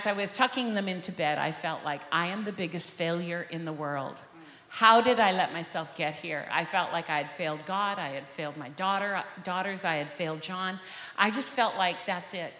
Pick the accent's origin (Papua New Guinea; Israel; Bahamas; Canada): Canada; Vancouver, British Columbia; We're both from Vancouver, born and raised there